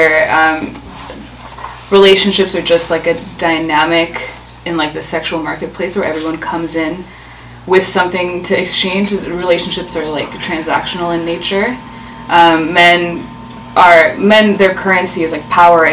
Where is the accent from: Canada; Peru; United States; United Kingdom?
Canada; Ottawa, Ontario; moved away as an adult; now in Toronto, Canada; I am from Ottawa, and I moved to Toronto about a year ago